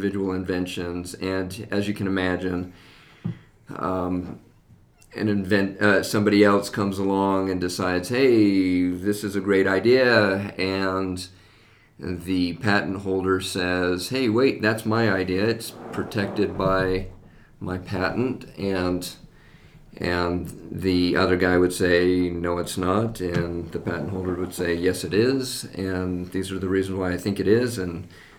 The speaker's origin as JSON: {"language": "English", "town": "West Valley City", "region": "Utah", "country": "United States", "tie": "born or raised there", "also_born_or_lived": "Texas", "moved": "as an adult", "said": "I grew up in West Valley, and when we moved back to Utah, we moved back to West Valley."}